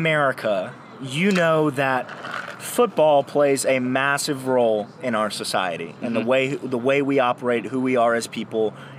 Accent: Texas, United States; Whataburger is emblazoned into my soul as a Texan.

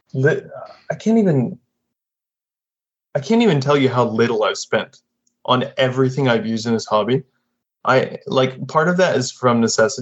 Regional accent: Florida, United States; now in Japan; I'm from Florida originally

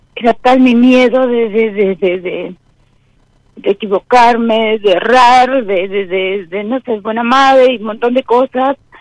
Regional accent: Paraguay; moved away as an adult; now in Zárate, Argentina; soy extranjera, ahora en este momento estoy estoy en una provincia acá de, Buenos Aires, en Zárate. Eh, soy de soy de Paraguay

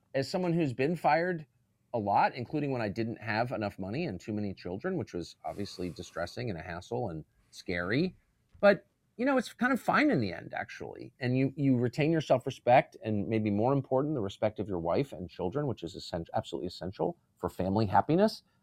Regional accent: United States; as an American

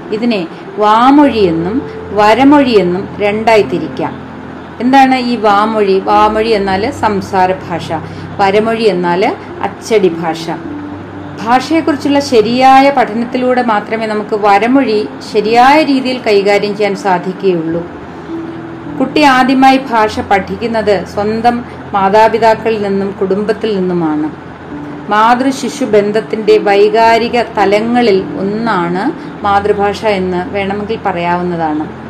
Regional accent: Kerala, India; first language Malayalam; നാം ജനിച്ചു വളർന്നത് എവിടെയാണ് കേരളത്തിലാണ്

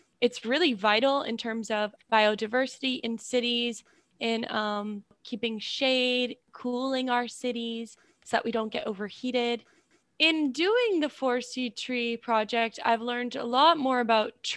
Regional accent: Newton, United States; I'm from Newton

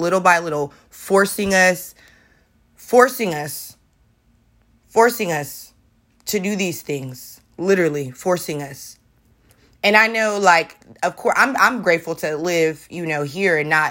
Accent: the Bay Area, California, United States; now in Portland, United States; I'm from California, the Bay Area, where, you know, everybody's walking around smoking weed.

